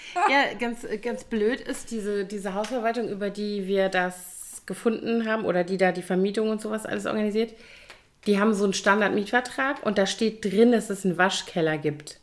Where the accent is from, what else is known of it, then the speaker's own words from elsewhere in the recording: Koblenz, Rhineland-Palatinate, Germany; moved away as an adult; also born or lived in Bonn; in Koblenz, äh, meiner Heimatstadt